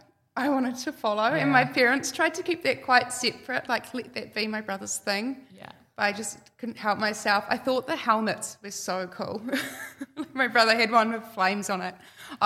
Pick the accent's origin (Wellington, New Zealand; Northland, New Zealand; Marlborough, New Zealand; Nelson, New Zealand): Northland, New Zealand; Whangarei; I grew up in Whangarei. I grew up on a small farm. We just had some cows, some beef cows. I just went to the local school.